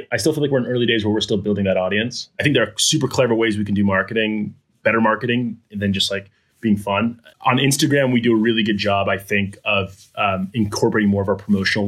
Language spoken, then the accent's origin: English; East Coast, United States; also born or lived in Geneva, Switzerland / Khartoum, Sudan / Turkey; now in Des Moines, United States; Like, I'm not from Iowa. I've only lived here for a year. I'm from the East Coast.